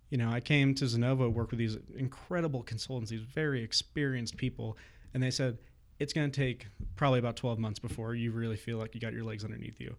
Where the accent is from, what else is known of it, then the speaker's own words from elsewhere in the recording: Southern California, United States; moved away as an adult; now in Bozeman, United States; originally I'm from Southern California